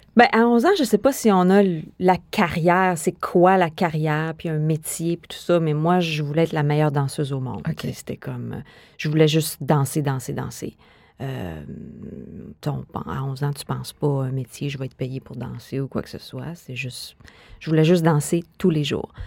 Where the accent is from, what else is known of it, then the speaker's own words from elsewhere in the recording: Quebec City, Quebec, Canada; moi, je suis née à Québec, hein? je suis une fille de Québec